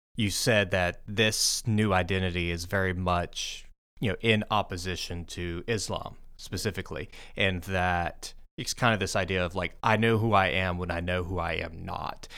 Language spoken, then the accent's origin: English; Mississippi, United States; moved away as an adult; also born or lived in France; I come from Mississippi